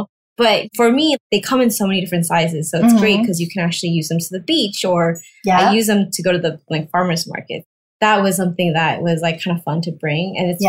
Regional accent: Taiwan; now in United States; I grew up in Taiwan and I moved to the States

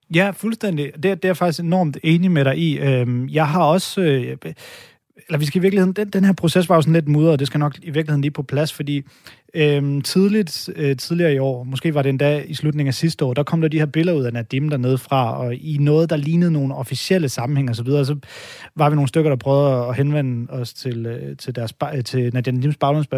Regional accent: Denmark; hvid mand her, der er født og opvokset i Danmark

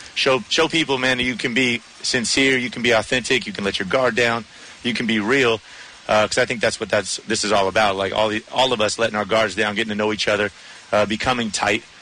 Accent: San Diego, California, United States; he and I growing up growing up in San Diego together.

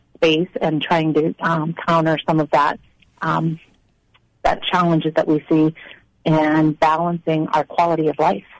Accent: Maine, United States; moved away as an adult; now in Arizona, United States; I was born and raised in Maine

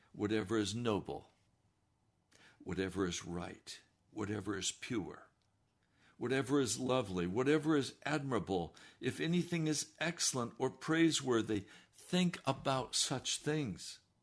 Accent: the West, United States; I was raised in the West

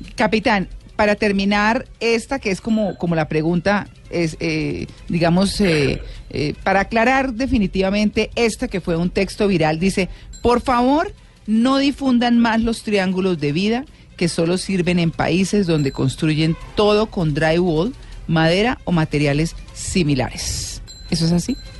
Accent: Bucaramanga, Santander, Colombia; now in Bogotá, Colombia; crecí en Bucaramanga

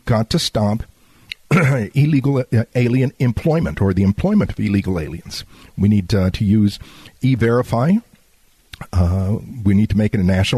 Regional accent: Laredo, Texas, United States; my hometown of Laredo

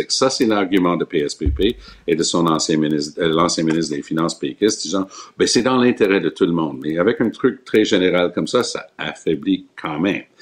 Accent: Quebec, Canada; Moi, je suis québécois, nationaliste, mais je suis pas souverainiste, mais je suis pas fédéraliste

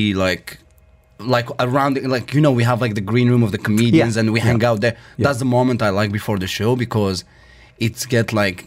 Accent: Algeria; English is a second language; moved away as an adult; now in Dubai, United Arab Emirates; I came from Algeria

